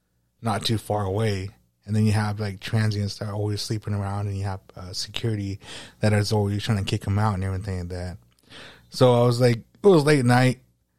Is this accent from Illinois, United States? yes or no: no; Camp Verde, Arizona, United States; I'm from Camp Verde, and Camp Verde is like north of Phoenix, like 2 hours away. Actually, no, 4 hours away.